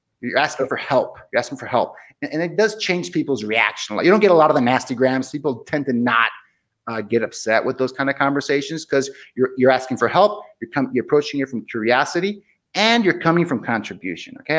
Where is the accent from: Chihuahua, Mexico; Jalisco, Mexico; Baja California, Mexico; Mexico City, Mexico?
Baja California, Mexico; Tijuana; moved away as an adult; also born or lived in Seattle, Washington; I grew up in Tijuana, which is on the border with San Diego.